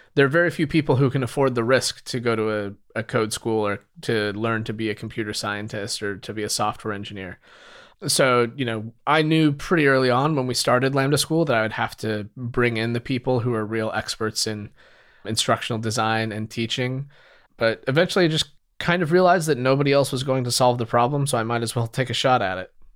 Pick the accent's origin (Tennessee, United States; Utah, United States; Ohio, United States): Utah, United States; moved away as an adult; now in San Francisco, United States; I grew up in Utah.